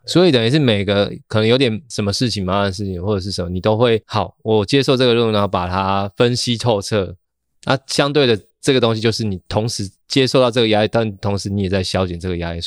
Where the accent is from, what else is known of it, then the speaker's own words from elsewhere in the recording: Kaohsiung, Taiwan; now in Taipei, Taiwan; 我老家其实就在高雄桥头这样子